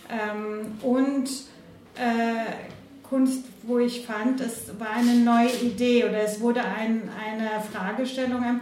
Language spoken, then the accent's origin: German; Croatia; born there; also born or lived in Cologne; Äh, ich bin gebürtige Kroatin